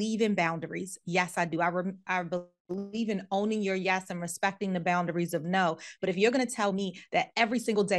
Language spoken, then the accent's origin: English; United States; Because I came from the States and I had stuff I had to do.